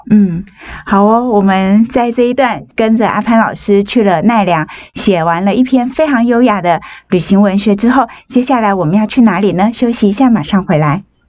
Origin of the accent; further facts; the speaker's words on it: Taiwan; 我们台湾人